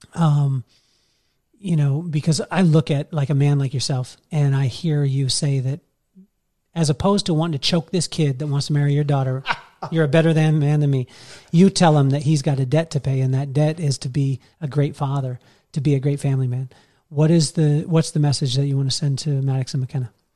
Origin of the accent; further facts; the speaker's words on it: Las Vegas, Nevada, United States; moved away as an adult; now in Carlsbad, United States; I was from Vegas